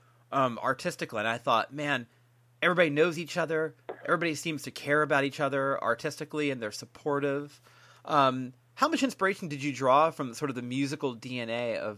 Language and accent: English; San Francisco, California, United States; I'm from San Francisco